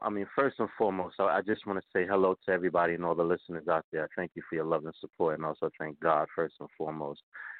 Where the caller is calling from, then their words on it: New York City, New York, United States; I'm calling from New York City. Yes, I am.